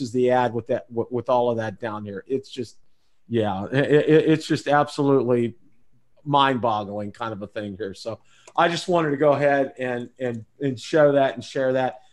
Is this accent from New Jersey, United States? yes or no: no; Munhall, Pennsylvania, United States; moved away; also born or lived in Beaver Falls, Pennsylvania; where I grew up over in Munhall Homestead and West Homestead